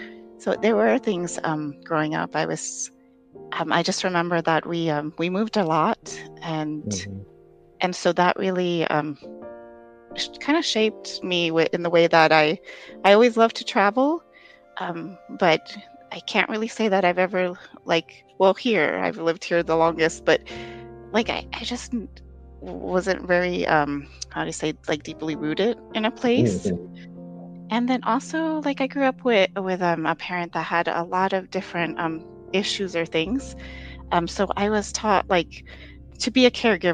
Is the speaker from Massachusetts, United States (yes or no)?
no; Chicago, Illinois, United States; born there; So I was born in Chicago, Illinois.